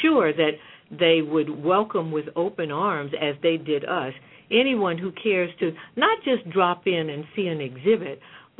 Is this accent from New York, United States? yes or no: yes; New York City, New York, United States; I grew up in Harlem, and my frame of reference for an entertainment theater was the Apollo Theater.